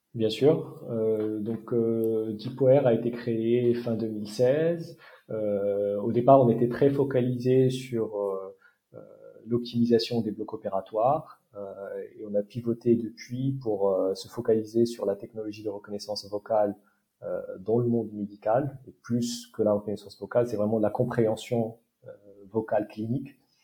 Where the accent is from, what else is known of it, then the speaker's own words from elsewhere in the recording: Morocco; moved away as an adult; also born or lived in France / United States; j'ai grandi au Maroc